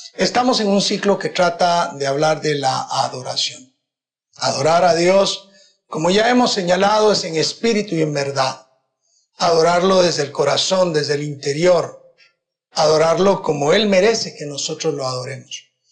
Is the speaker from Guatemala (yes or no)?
yes; Guatemala; En Guatemala tenemos la dicha que ninguna persona puede acusar a la iglesia cristiana evangélica